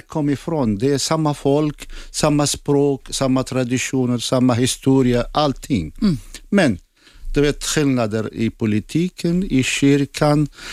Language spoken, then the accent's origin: Swedish; Zakho, Kurdistan Region, Iraq; first language Assyrian; Swedish is a second language; moved away as an adult; also born or lived in Baghdad; now in Sweden; Och jag är från Irak. Jag är född i norra Irak, Zaho som är gränsen till Turkiet